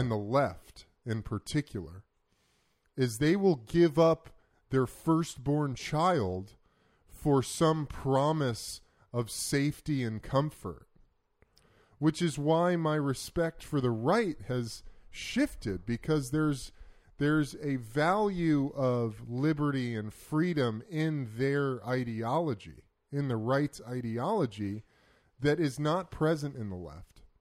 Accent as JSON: {"language": "English", "country": "United States", "said": "As an American"}